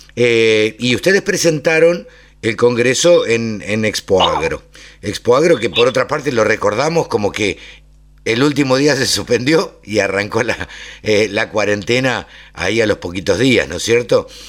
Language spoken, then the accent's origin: Spanish; Maipú, Buenos Aires Province, Argentina; now in Greater Buenos Aires, Argentina; nací en Maipú, me crié en Maipú